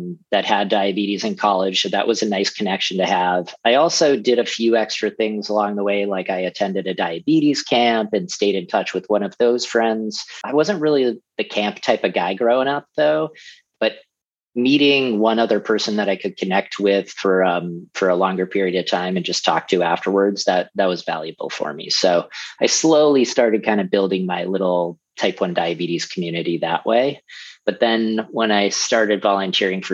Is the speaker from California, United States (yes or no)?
no; Andover, Massachusetts, United States; I grew up in Andover, Massachusetts. It's a little town about 40 minutes outside of Boston.